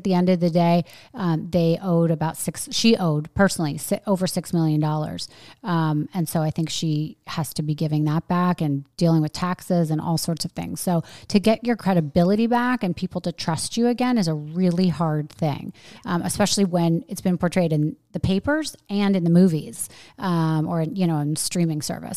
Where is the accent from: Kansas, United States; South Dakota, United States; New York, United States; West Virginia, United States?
New York, United States; moved away as an adult; now in Florida, United States; I'm really a New Yorker